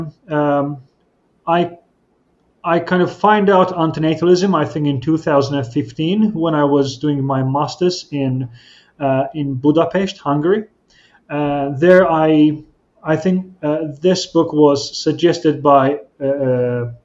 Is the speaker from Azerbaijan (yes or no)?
yes; Azerbaijan; I'm from Azerbaijan, which is a small country in between Turkey, Iran, and Russia.